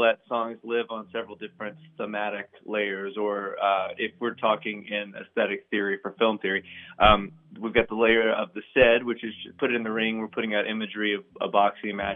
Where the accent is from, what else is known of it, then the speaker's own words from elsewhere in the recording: Muscle Shoals, Alabama, United States; moved away as an adult; moving back and finding a home, you know, in my hometown.